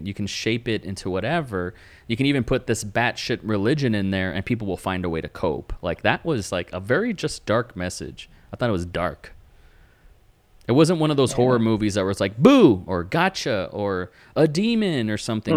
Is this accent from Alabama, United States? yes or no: no; Texas, United States; I'm from Texas